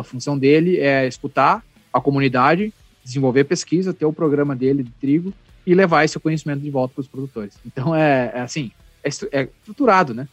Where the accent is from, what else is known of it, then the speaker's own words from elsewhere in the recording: Panambi, Rio Grande do Sul, Brazil; fui jogar na Serpanambi, que é o time lá da minha cidade